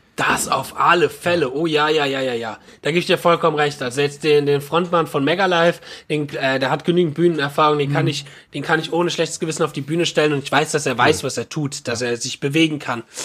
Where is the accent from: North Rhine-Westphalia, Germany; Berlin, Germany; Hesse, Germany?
Hesse, Germany; Frankfurt area; der Schlagzeuger und ich, wir kommen aus dem Frankfurter Raum